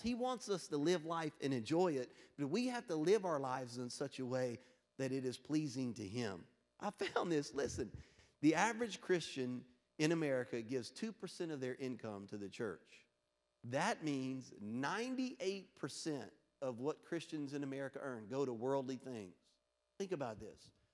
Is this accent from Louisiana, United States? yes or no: yes; Louisiana, United States; moved away; I'm from Louisiana originally.